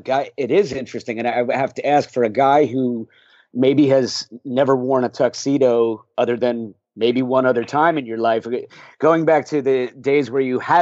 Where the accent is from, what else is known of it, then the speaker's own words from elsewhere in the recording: Glen Ridge, New Jersey, United States; my hometown of Glen Ridge, New Jersey